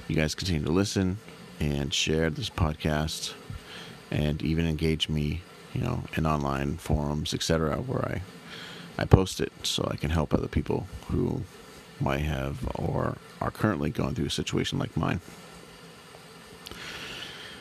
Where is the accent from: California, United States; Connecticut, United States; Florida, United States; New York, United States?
California, United States; San Diego; since around 2001-ish, I've been growing up in San Diego.